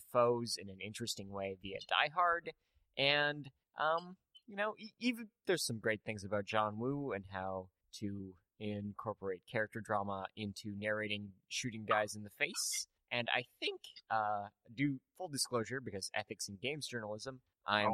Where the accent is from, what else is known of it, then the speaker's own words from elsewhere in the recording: Canada; I'm Canadian